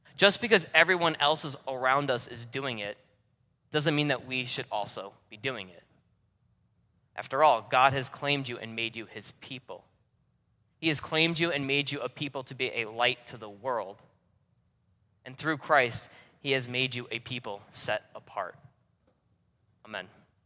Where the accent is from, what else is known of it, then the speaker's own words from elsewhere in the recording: New York, United States; accent: New Yorker; moved away as an adult; also born or lived in North Carolina; I was born and raised in New York, and oh, I don't have a New York City accent. I'm not, hey, you guys over there. I still talk like a New Yorker 'cause that's where I'm from